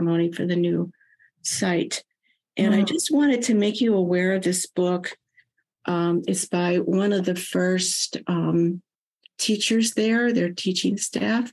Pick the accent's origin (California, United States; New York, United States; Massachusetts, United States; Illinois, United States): Illinois, United States; Chicago; I grew up in Chicago, which is extremely segregated, at least when I was growing up